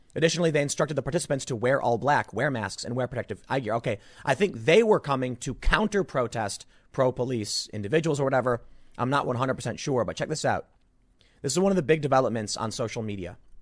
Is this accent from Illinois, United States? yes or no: yes; Chicago, Illinois, United States; also born or lived in New York; now in New Jersey, United States; I grew up in Chicago, you know, so it's not like I didn't grow up in a big city